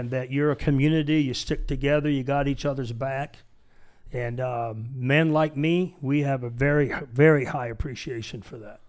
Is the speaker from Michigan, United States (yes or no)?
yes; Michigan, United States; moved away as an adult; also born or lived in San Diego; I was born in Michigan, born poor, raised poor